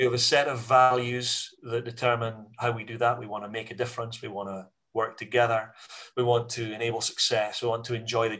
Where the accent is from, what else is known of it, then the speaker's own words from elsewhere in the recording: Scotland, United Kingdom; as a Scottish business community